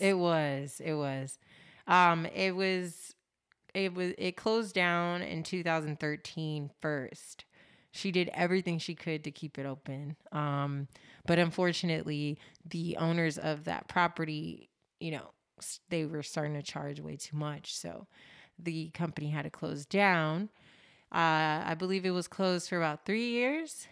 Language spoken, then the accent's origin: English; Los Angeles, California, United States; I am born and raised in Los Angeles, California.